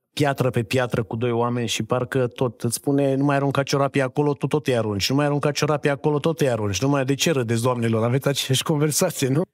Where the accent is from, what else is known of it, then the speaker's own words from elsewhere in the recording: Reșița, Caraș-Severin County, Romania; moved away; Eu vin din Reșița, dintr-o familie de oameni simpli